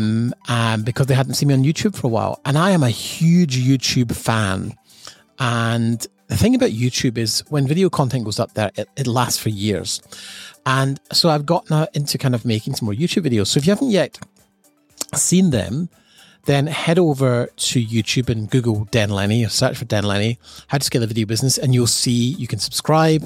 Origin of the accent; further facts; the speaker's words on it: Scotland, United Kingdom; moved away; I grew up in Scotland